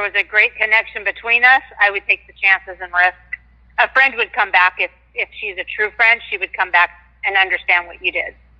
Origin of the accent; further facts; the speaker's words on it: Washington, United States; I'm from Washington State